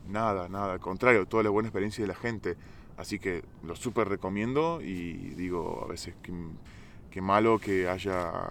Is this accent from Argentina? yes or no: yes; Argentina; moved away as an adult; also born or lived in Italy; now in Georgia; soy argentino.